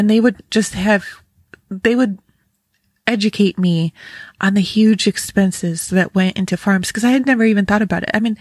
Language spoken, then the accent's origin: English; Western New York, United States; moved away; I grew up in Western New York